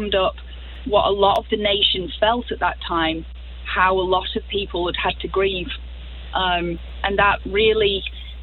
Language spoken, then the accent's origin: English; Blackpool, North West England, United Kingdom; now in Tulsa, United States; I grew up in a place called Blackpool. It's the northwest of England.